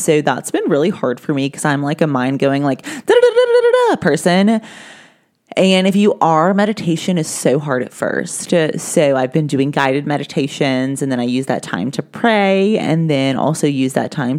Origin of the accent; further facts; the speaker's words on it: the South, United States; I was raised in the South